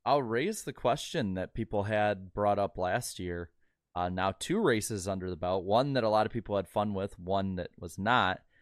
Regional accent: Midwest, United States; as a Midwesterner

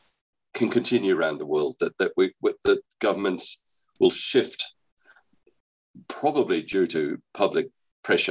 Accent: Australia; moved away; I'm actually Australian. I was educated in Australia

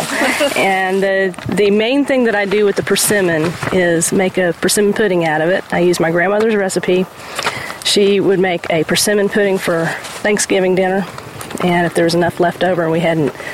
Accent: Indiana, United States; moved away; a place in Indiana near where I grew up

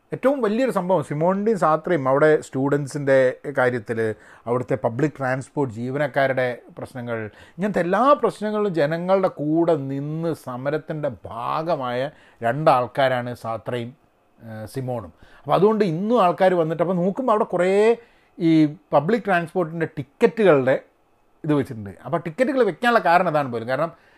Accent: India; ഞാൻ പക്ഷേ ഇന്ത്യക്കാരനാണ്

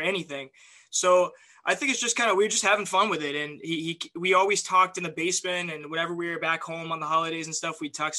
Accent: Kennesaw, Georgia, United States; moved away; also born or lived in Alabama / Burbank, California; my hometown of Kennesaw, Georgia, just outside of Atlanta

